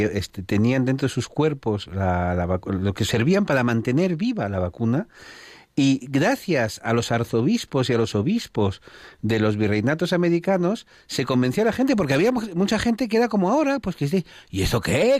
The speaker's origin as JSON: {"language": "Spanish", "country": "Spain", "said": "como españoles"}